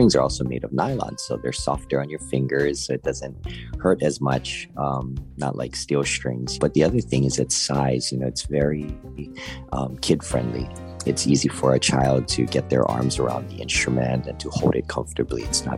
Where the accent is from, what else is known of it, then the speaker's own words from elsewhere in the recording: Honolulu, Hawaii, United States; I was born and raised in Honolulu, Hawaii, and my mom played from the time she was a kid.